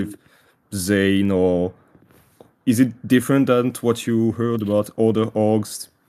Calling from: France; I'm calling from France.

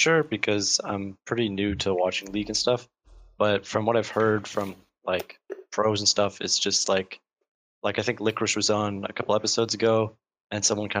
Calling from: Burnaby, British Columbia, Canada; Vancouver, Canada.

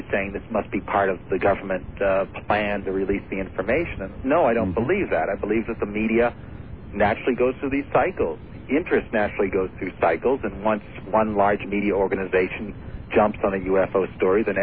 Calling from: Vermont, United States; Uh, Vermont.

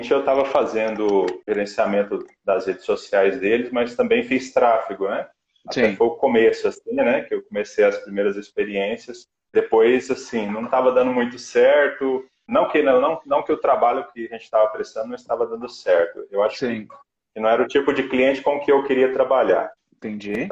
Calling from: Uberlândia, Minas Gerais, Brazil; Eu estou

